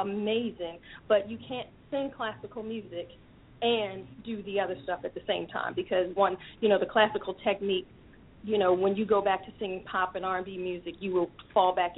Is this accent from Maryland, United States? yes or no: yes; Baltimore, Maryland, United States; I'm born and raised in Baltimore, Maryland.